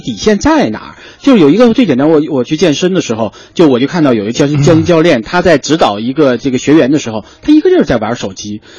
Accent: China; 我们中国人

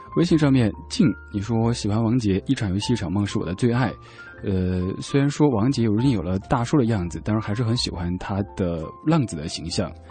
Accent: Chengdu, Sichuan, China; 我成都人，我们那儿吃火锅吃辣得特别厉害

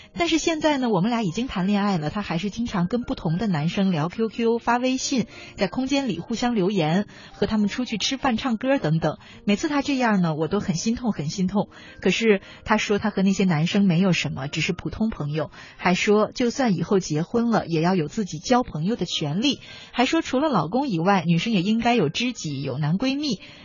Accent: China; 我们中国人

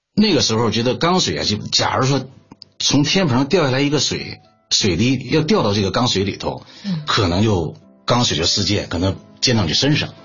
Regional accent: Shenyang, Liaoning, China; moved away as an adult; now in Beijing, China; 我呢从小就生活在铁西区。沈阳的这个铁西区是一个重工业区

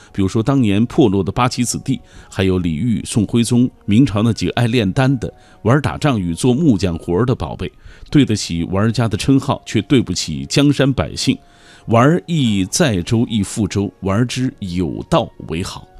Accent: Xinjiang, China; 新疆人说，北京话尤其是二话不太利落

